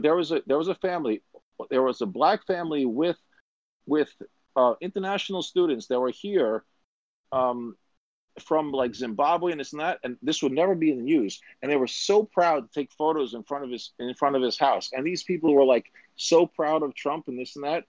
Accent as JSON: {"language": "English", "region": "New York", "country": "United States", "said": "I'm from New York"}